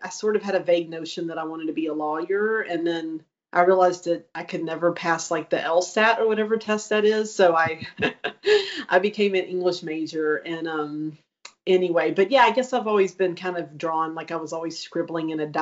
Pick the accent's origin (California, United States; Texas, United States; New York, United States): Texas, United States; Longview; accent: East Texas; very East Texas. I'm from Longview, Texas, which is kind of by Shreveport